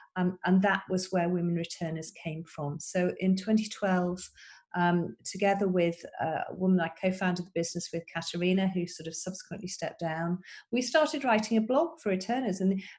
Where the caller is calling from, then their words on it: Wimbledon, London, United Kingdom; So I am calling in from Wimbledon, England.